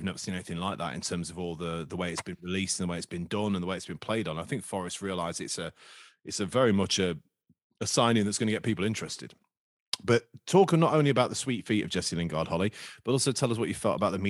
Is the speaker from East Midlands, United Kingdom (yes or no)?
yes; Skegness, East Midlands, United Kingdom; back in the sort of mid to late 90s, when I was a kid growing up in Skeg